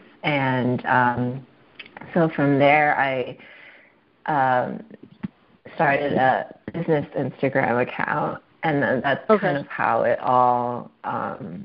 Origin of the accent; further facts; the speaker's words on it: Bay Area, California, United States; moved away as an adult; now in San Diego, United States; I'm originally from the Bay Area